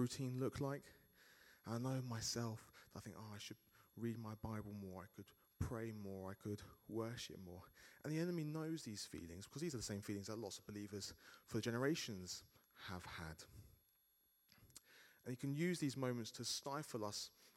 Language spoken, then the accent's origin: English; United Kingdom; I'm a British citizen